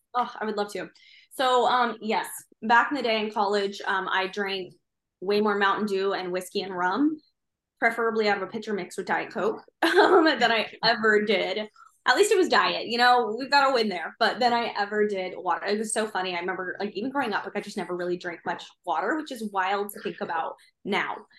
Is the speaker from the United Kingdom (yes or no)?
no; Midwest, United States; now in Virginia Beach, United States; I live in Virginia Beach. I very much like living here, although I do miss my mountains a little bit, although I'm from the Midwest.